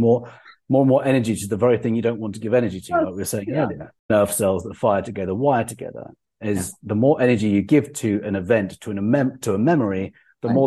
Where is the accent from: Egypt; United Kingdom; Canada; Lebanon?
United Kingdom; England; I'm English